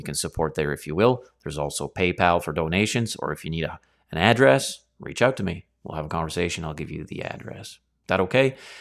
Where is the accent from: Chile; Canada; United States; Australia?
Canada; over here in Canada, we were born and raised in a lineage of the monarchy